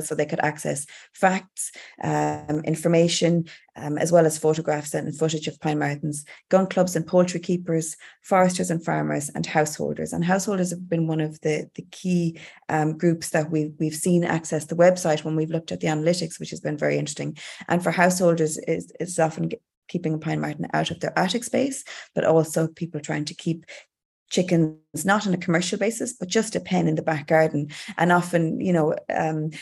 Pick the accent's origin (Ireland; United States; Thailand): Ireland; Galway, Connacht; growing up in Galway